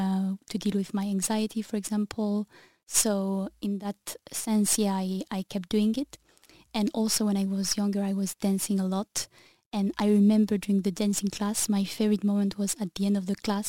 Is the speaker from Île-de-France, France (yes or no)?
no; Sainte-Maxime, Provence-Alpes-Côte d'Azur, France; moved away as an adult; also born or lived in Paris / New Zealand; now in Brussels, Belgium; I come from the south of France, Saint-Maxime actually, which is between Marseille and Nice